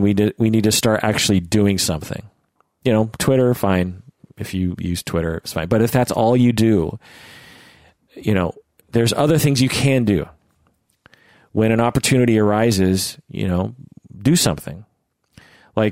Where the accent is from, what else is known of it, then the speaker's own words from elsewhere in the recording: Seattle, Washington, United States; born and raised in Seattle